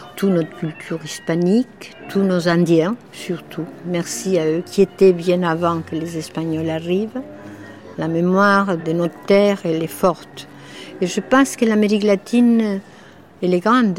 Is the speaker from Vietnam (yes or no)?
no; Uruguay; French is a second language; now in Paris, France; je viens de l'autre côté, de l'autre rive du tango, je viens de l'Uruguay